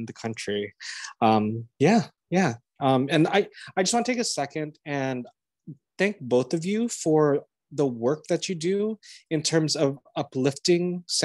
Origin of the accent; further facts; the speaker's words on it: San Jose, California, United States; moved away as an adult; also born or lived in Manila, Philippines; now in New York City, United States; I was born in Manila in the 70s and came to the US when I was about 2 years old. Raised in the Bay Area, San Jose